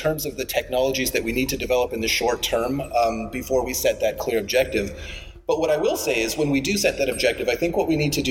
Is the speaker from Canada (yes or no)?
yes; Canada; And as a Canadian community, I don't think we have to do everything.